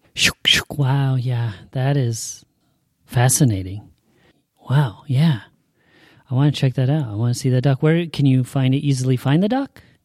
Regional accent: Salem, Oregon, United States; I was born and raised here in Salem

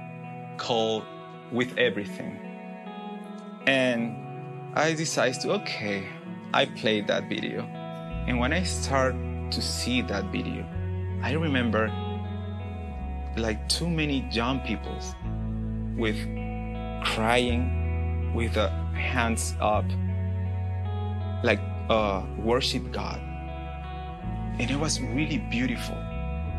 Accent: Peru; English is a second language; moved away as an adult; now in Tennessee, United States; I'm from Peru. I lived there almost my life because I'm here just a couple years in Tennessee

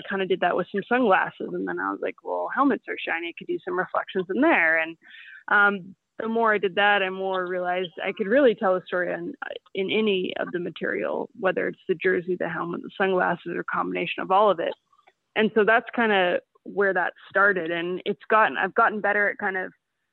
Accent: Seattle, Washington, United States; moved away as an adult; now in Vancouver, Canada; I grew up in Seattle

